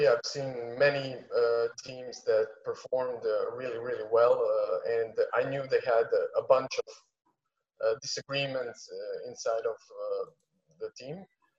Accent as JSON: {"language": "English", "town": "Split", "region": "Split-Dalmatia County", "country": "Croatia"}